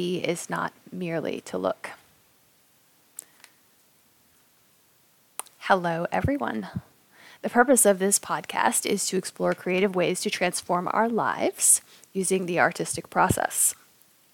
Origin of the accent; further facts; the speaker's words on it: Raleigh, North Carolina, United States; moved away; Luke and I are both from Raleigh, North Carolina. And when I was a teenager, I had a couple of bad things happen. And then I decided, okay, the whole town sucks